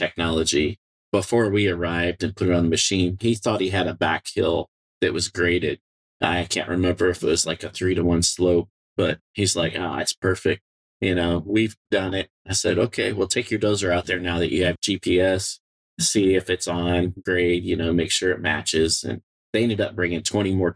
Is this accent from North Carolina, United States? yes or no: no; Peoria, Illinois, United States; I grew up in Peoria, Illinois, around Caterpillar